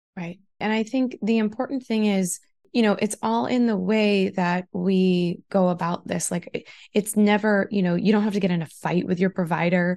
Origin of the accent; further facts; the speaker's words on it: Taunton, Massachusetts, United States; I grew up in Taunton primarily